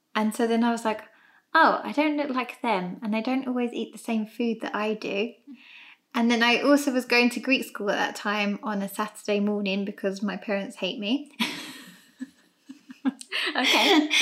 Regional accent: London, United Kingdom; both my mum and dad were born over here in England, and as were my sisters and I. And then we've grown up here ever since.

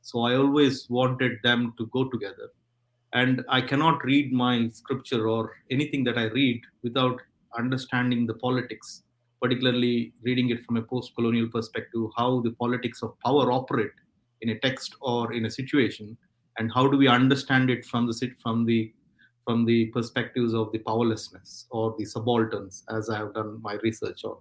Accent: India; now in Stockport, United Kingdom; I come from India

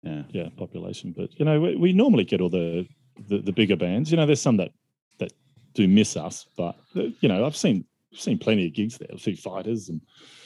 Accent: Adelaide, South Australia, Australia; moved away as an adult; now in London, United Kingdom; No, so both of us are from Adelaide.

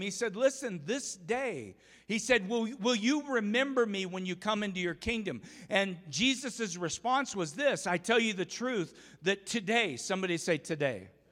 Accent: Umatilla, Oregon, United States; I grew up on the Umatilla River or the Columbia River there in Umatilla, Oregon

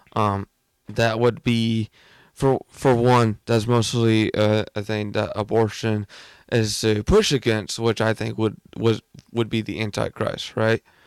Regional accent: United States; I'm American.

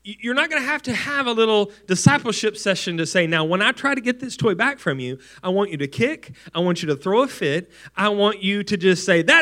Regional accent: West Texas, United States; a poor family growing up in West Texas

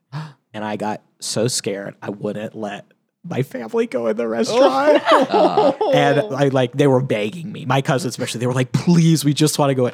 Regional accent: Federal Way, Washington, United States; I grew up in Federal Way, Washington.

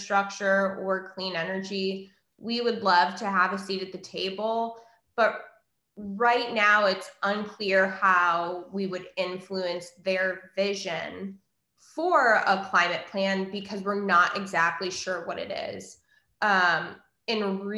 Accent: Wisconsin, United States; Point Beach Nuclear Plant in Wisconsin, which is where I grew up

